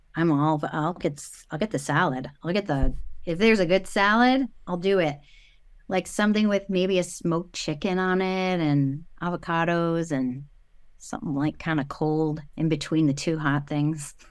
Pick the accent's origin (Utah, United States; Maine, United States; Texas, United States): Maine, United States; I'm from Maine